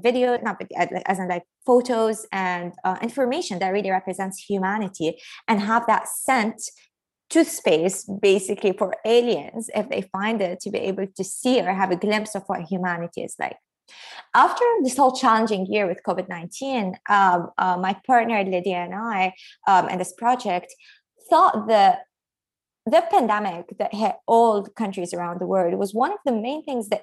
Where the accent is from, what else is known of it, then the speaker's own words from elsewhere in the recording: Lebanon; moved away; growing up in Lebanon